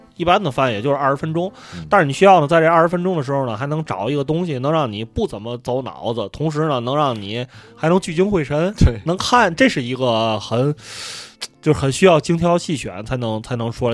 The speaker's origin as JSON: {"language": "Chinese", "country": "China", "said": "可能因为我们是中国人"}